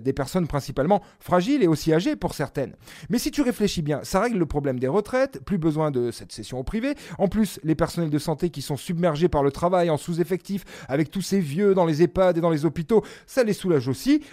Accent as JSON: {"language": "French", "country": "France", "said": "on est français"}